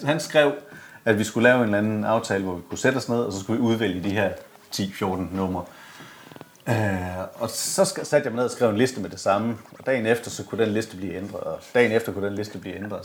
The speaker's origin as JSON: {"language": "Danish", "town": "Esbjerg", "region": "Southern Denmark", "country": "Denmark", "said": "fra Esbjerg. Ja, ja, ja. Og super flink fyr fra samme lille bitte skodby, som jeg kommer fra"}